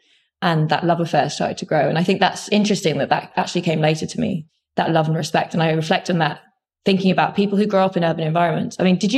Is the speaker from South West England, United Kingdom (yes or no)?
no; London, United Kingdom; I was growing up in London and I thought nature was pretty boring, really.